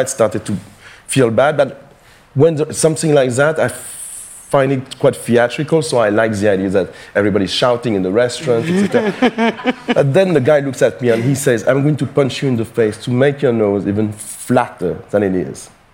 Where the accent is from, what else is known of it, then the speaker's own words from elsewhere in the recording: Paris, Île-de-France, France; I was born and raised in Paris